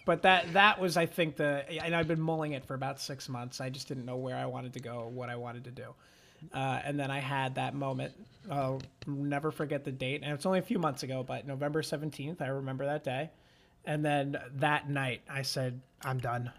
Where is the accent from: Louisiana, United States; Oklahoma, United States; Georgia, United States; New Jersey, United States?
New Jersey, United States; Manahawkin; moved away as an adult; also born or lived in Washington, D.C.; I'm from Jersey